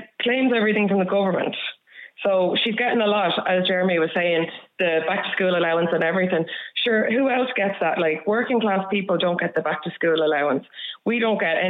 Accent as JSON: {"language": "English", "town": "Dublin", "region": "Leinster", "country": "Ireland", "moved": "as an adult", "said": "I'm from Dublin and I moved out of Dublin"}